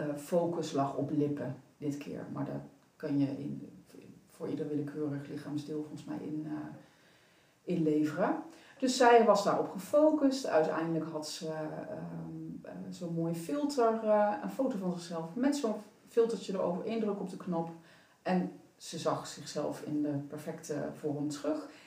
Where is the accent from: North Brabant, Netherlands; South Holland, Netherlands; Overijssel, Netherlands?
North Brabant, Netherlands; Ik kom uit Brabant